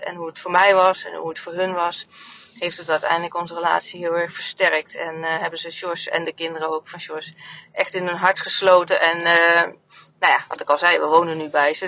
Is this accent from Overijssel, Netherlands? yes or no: yes; Oldenzaal, Overijssel, Netherlands; moved away as an adult; also born or lived in North Brabant / Harderwijk; mijn hele puberteit in, in Oldenzaal heb gewoond, Enschede